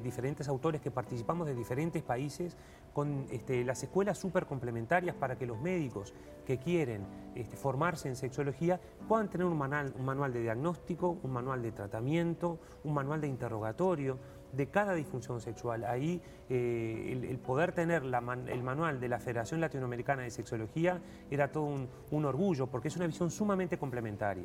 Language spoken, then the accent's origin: Spanish; Uruguay; como uruguayo